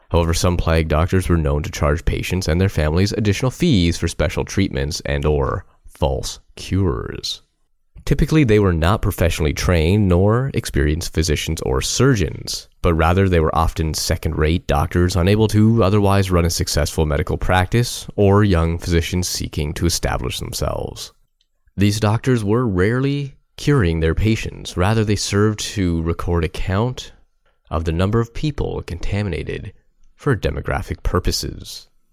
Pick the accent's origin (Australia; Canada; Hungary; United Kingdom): Canada; Guelph, Ontario; here in my hometown of Guelph